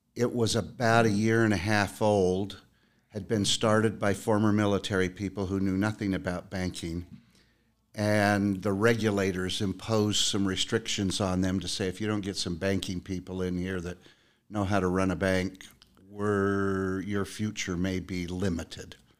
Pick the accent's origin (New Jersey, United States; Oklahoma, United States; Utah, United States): Utah, United States; born and raised in Utah